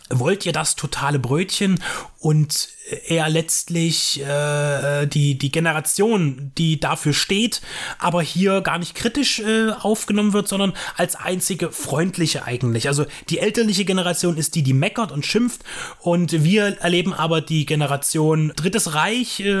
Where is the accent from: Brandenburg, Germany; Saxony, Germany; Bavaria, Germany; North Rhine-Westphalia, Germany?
Saxony, Germany; Dresden; born there; Ich bin 87 geboren in Dresden